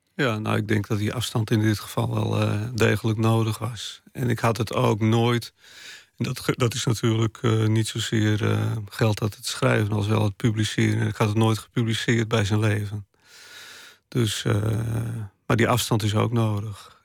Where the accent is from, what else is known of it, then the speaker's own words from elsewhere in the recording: Friesland, Netherlands; first language West Frisian; Dutch is a second language; moved away; Bij mij is het niet zo dat eh, het Fries de taal van mijn hart is. Het is wel de taal van mijn jeugd